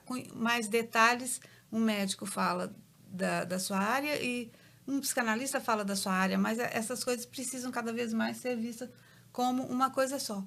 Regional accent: Belo Horizonte, Minas Gerais, Brazil; eu sou de Belo Horizonte, tenho uma clínica em Belo Horizonte

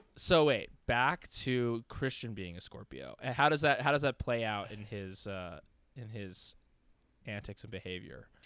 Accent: New York, United States; growing up in New York

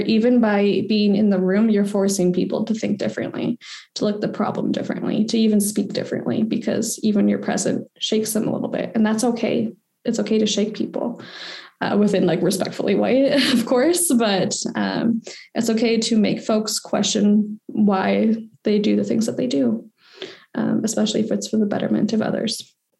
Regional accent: Victoria, British Columbia, Canada; I've been born and raised on the Kwangan Territory, so way the heck in Victoria, BC.

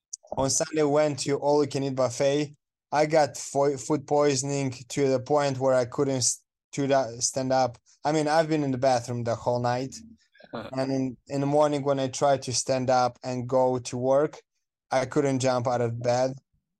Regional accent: Moldova; English is a second language; moved away as an adult; now in United States; I am coming from Moldova, which is a country in Eastern Europe between Romania and Ukraine

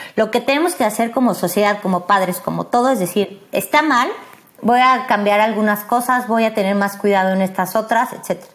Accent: Mexico

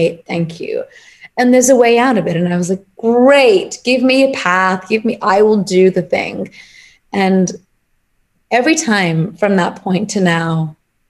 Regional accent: England, United Kingdom; So I'm Punjabi. That's where my family is originally from. So I grew up in England

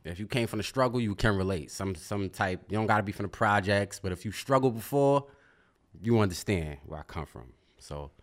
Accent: New York City, New York, United States; I'm from Brooklyn, New York.

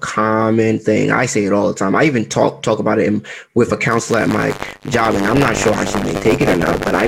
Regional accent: Trinidad & Tobago; Yeah, I'm Trinidadian.

